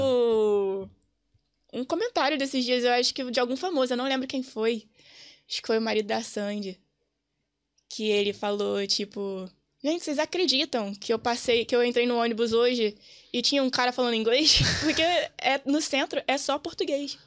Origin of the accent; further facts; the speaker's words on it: Rio de Janeiro, Brazil; moved away as an adult; now in Dublin, Ireland; vim do Rio